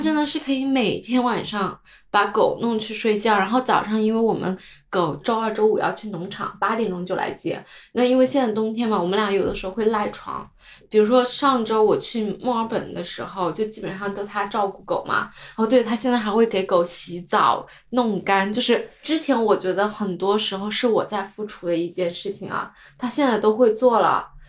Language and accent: Chinese; China; now in New Zealand; 因为我家来自一个三四线的城市